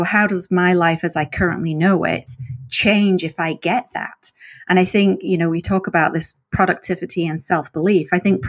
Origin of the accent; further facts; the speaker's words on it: England, United Kingdom; And I've got to be honest, being English, I thought Kalamazoo was going to be way more interesting than it turned out to be.